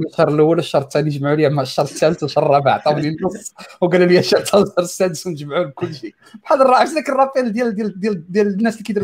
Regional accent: Fes, Fès-Meknès, Morocco; فاش كنت كنقرا في فاس انا انا ولد فاس قريت في ابتدائي كان ابتدائي حدا الدار

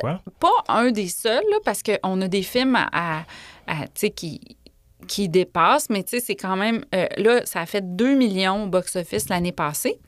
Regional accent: Quebec City, Quebec, Canada; also born or lived in Orsainville / Bourg-Royal; je suis née à Val-Bélair, qui est comme la ville que tout le monde rit de dans les radios

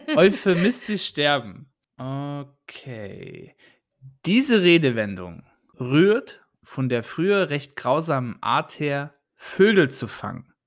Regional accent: Germany; bei uns in Deutschland

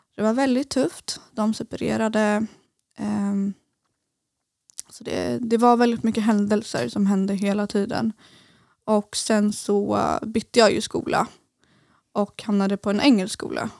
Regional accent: Eskilstuna, Södermanland, Sweden; moved away as an adult; now in Gothenburg, Sweden; jag kommer från Eskilstuna

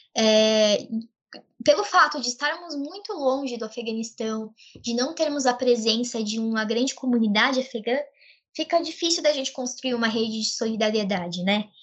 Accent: Brazil; Eu e a minha colega Karime, nós somos brasileiras, filhas de árabes muçulmanos, né? Libaneses muçulmanos

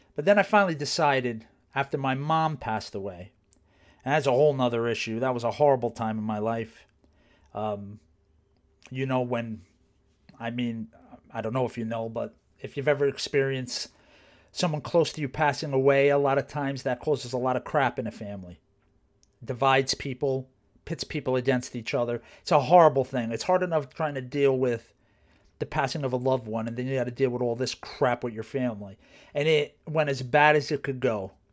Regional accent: New Jersey, United States; there was a college where I grew up in New Jersey

